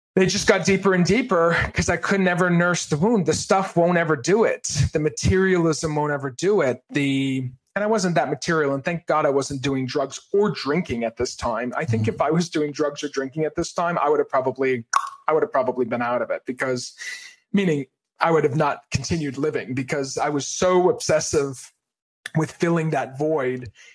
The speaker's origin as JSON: {"language": "English", "region": "Maine", "country": "United States", "tie": "born or raised there", "said": "I grew up in Maine"}